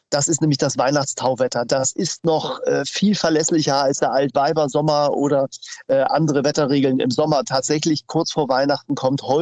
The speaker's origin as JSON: {"language": "German", "region": "Hamburg", "country": "Germany", "said": "Ja, wir haben ja als Hamburger zwei äh, große Themen, die uns beschäftigen."}